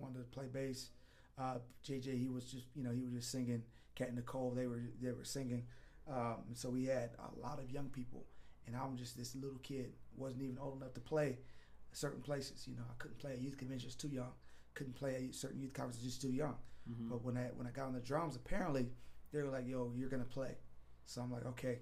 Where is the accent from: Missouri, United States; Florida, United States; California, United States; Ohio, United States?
California, United States; San Bernardino; also born or lived in Clovis, California; my parents moved to Southern California in San Bernardino